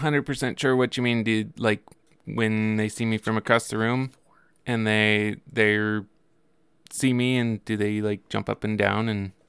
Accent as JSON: {"language": "English", "town": "Billings", "region": "Montana", "country": "United States", "tie": "born or raised there", "also_born_or_lived": "New Mexico / Oregon", "said": "So, I was born in Billings, and we moved to New Mexico when I was about 1 year old, and then over to Oregon when I was 4, and then back to Billings when I was 8."}